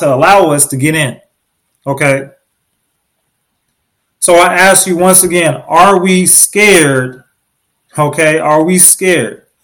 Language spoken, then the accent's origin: English; Oklahoma City, Oklahoma, United States; I was born in Oklahoma City, Oklahoma.